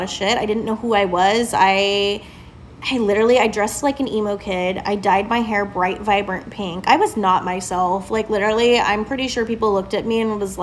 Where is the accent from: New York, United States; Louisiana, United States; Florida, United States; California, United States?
California, United States; Southern; moved away as an adult; also born or lived in Avon, Indiana; now in Indiana, United States; I was born and raised in Southern California